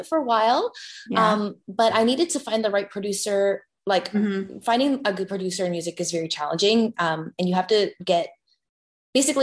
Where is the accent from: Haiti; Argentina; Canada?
Canada; a Canadian, like a teenage singer back in the day